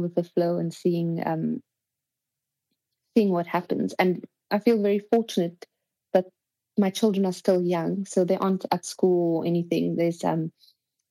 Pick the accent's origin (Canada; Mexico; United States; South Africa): South Africa; Cape Town, Western Cape; moved away; also born or lived in Paris / Spain; I am from Cape Town, so I was with my family